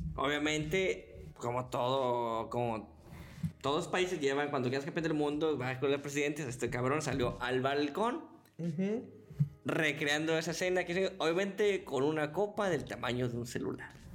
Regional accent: Monterrey, Nuevo León, Mexico; somos regios

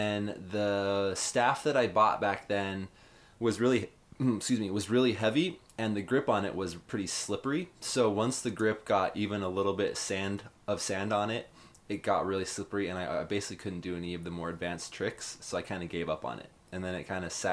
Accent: Utah, United States; now in San Diego, United States; I grew up in Utah

